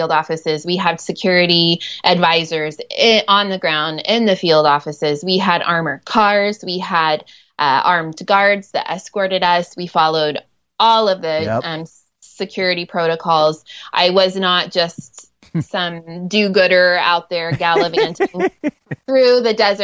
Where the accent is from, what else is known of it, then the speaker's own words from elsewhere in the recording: Ohio, United States; first language English; moved away as an adult; also born or lived in Nairobi, Kenya; I grew up in Ohio and I'm a school teacher